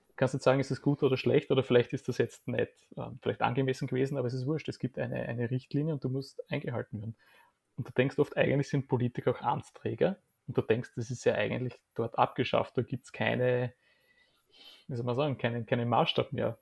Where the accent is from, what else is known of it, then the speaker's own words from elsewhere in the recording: Graz, Styria, Austria; now in Vienna, Austria; Graz, meine Heimatstadt